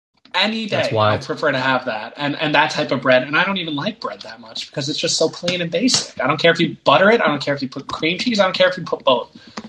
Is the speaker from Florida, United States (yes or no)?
no; New Jersey, United States; I am from New Jersey.